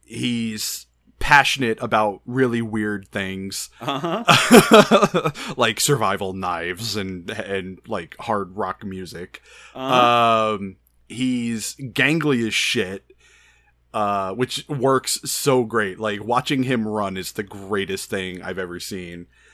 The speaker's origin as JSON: {"language": "English", "region": "New England", "country": "United States", "accent": "New England", "said": "Yeah, my accent. A.K.A. there isn't one."}